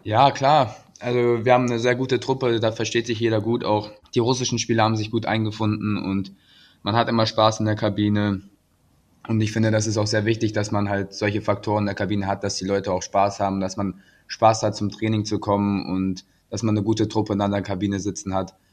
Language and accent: German; Krefeld, North Rhine-Westphalia, Germany; also born or lived in Salzburg / Iserlohn; Krefeld ist immer meine Heimat gewesen und auch wenn ich in Salzburg oder in Iserlohn war, immer Krefeld war in meinem Herzen